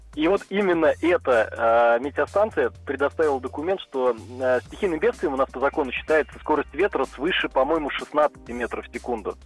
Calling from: Saransk, Mordovia, Russia; Я звоню из Республики Мордовия, город Саранск

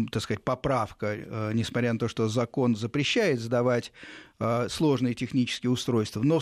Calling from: Korolyov, Moscow Oblast, Russia; я с города Королева, Московской области.

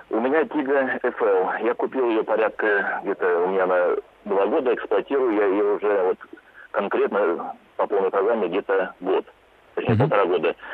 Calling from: Saint Petersburg, Russia; Насчет запчастей, у нас, вот я из Питера звоню, в каждом магазине полно.

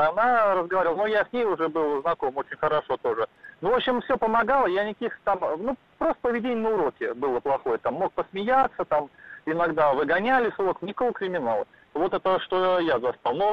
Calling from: Saint Petersburg, Russia; я из Санкт-Петербурга, я военнослужащий.

